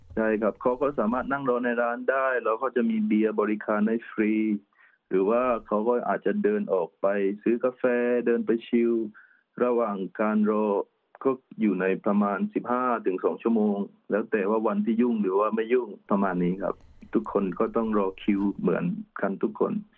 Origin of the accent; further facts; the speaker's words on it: Trang, Thailand; moved away as an adult; อยู่ที่จังหวัดตรังบ้านเกิดของผมเอง